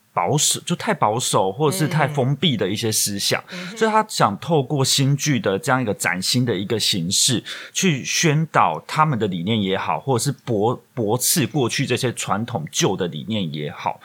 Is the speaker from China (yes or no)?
no; Taiwan; 我们作为台湾人也好